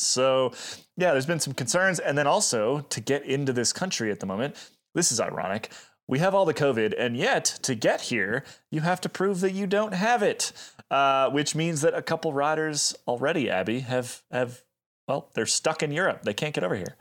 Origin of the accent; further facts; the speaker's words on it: United States; we are American